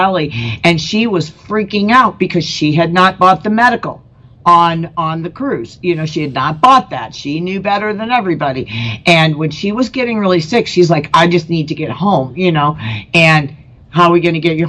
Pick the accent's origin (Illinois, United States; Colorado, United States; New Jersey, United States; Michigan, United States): Colorado, United States; I'm from Colorado, and we have Red Rock, which has got all these steps